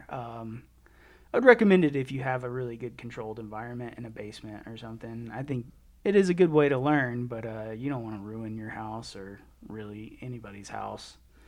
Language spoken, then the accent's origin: English; Birmingham, Alabama, United States; moved away as an adult; also born or lived in Auburn, Alabama; now in Colorado, United States; I'm from Birmingham, Alabama.